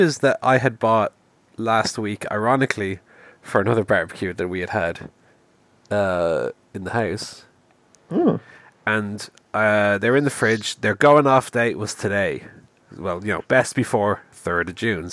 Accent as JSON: {"language": "English", "country": "Ireland", "said": "I'm Irish"}